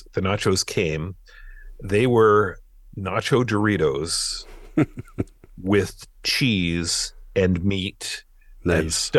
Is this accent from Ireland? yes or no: yes; Ireland; I'm Irish. We do most of ours with two.